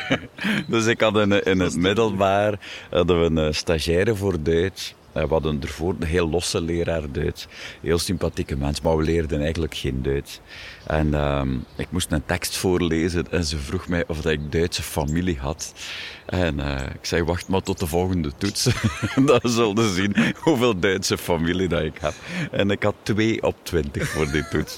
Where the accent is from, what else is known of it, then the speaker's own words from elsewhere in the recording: Wervik, Flanders, Belgium; We zijn een deelgemeente van Wervik.